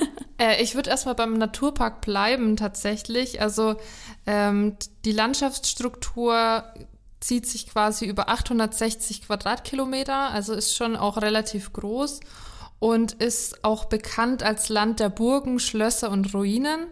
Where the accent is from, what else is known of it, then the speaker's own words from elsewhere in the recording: Schweinfurt district, Bavaria, Germany; ich komme aus dem Landkreis Schweinfurt